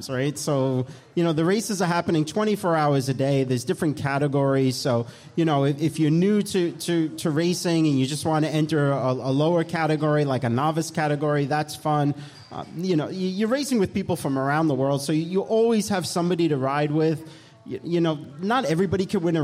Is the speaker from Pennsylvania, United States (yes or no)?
no; New York, United States; accent: New York; moved away as an adult; now in Florida, United States; I'm from New York and Eric Min is from New York. That's where I get this nice accent from